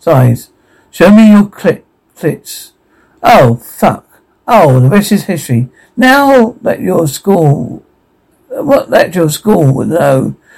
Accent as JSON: {"language": "English", "region": "New Jersey", "country": "United States", "said": "I'm from New Jersey."}